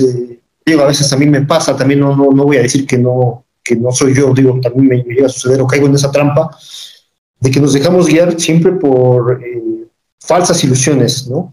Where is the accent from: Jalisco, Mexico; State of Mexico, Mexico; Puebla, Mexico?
Puebla, Mexico; Oriental; yo soy del municipio de Oriental